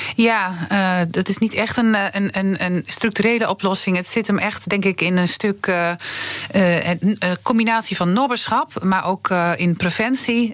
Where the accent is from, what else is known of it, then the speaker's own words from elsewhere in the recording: Twente, Overijssel, Netherlands; ik kom uit Twente